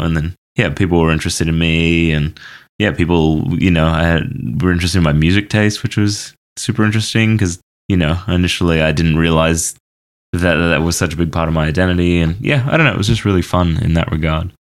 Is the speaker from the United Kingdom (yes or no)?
no; Australia; moved away as an adult; also born or lived in Banff, Canada; now in Toronto, Canada; I grew up in Australia, and then when I was eighteen, moved to Canada